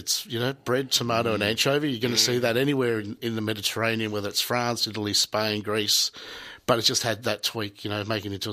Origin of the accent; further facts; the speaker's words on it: Geelong, Victoria, Australia; we grew up in Geelong